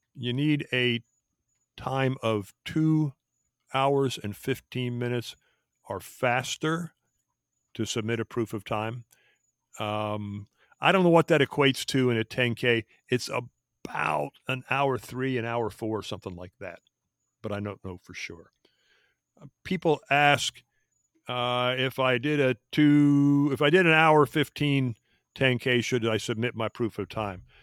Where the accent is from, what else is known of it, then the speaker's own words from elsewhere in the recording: Philadelphia, Pennsylvania, United States; moved away; also born or lived in Fort Devens, Massachusetts; I grew up in the Philadelphia area